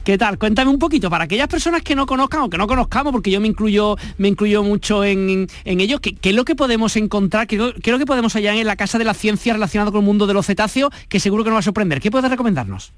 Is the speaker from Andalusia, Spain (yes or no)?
yes; Málaga, Andalusia, Spain; aquellos que somos de Málaga